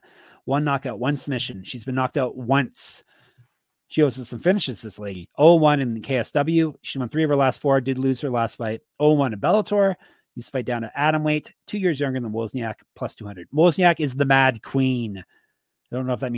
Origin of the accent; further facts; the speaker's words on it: Toronto, Ontario, Canada; my hometown team, Gumby